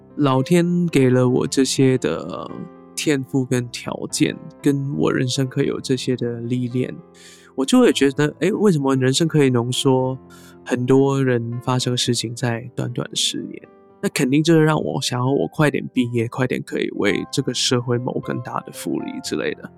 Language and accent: Chinese; Hong Kong; first language Cantonese; Chinese is a second language; now in Taiwan; 我虽然在香港出生，那我固然我的母语严格来说应该是粤语啦，广东嗯哼话